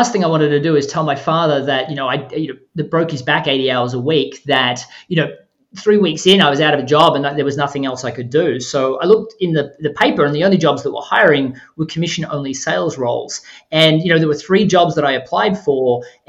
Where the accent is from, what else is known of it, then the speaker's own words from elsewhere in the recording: Australia; you said that I was from Australia earlier. I mean, Australia closes down at Christmas time. I mean, it's summer and Christmas at the same time in Australia in December. And because of that, we close on the 20th of December